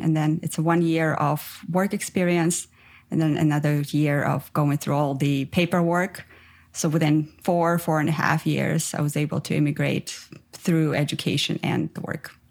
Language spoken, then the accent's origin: English; Ukraine; English is a second language; moved away as an adult; also born or lived in Armenia; now in Canada; I'm originally from Armenia, but I grew up in Ukraine. And then about eight years ago, I moved to Canada.